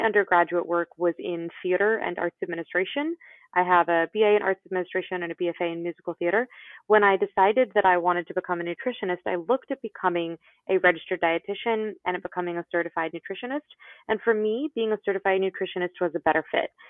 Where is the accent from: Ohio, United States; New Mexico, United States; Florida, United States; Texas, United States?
Florida, United States; I was born in Florida